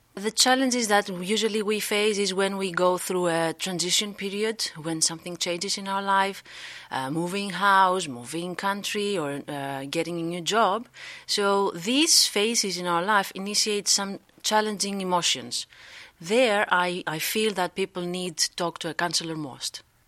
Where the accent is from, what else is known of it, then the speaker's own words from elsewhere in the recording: Greece; moved away as an adult; now in Netherlands; I am from Greece. I live here in the Netherla-, Netherlands for, like, three years